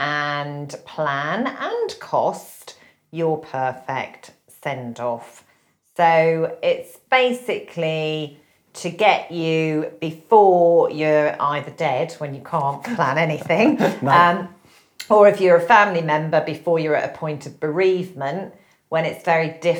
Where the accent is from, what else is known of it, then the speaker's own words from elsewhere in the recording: United Kingdom; we are British